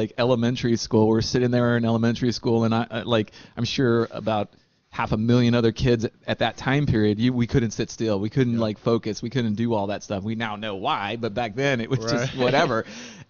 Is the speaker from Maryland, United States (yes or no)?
no; San Antonio, Texas, United States; Here in Texas Central, down in San Antonio.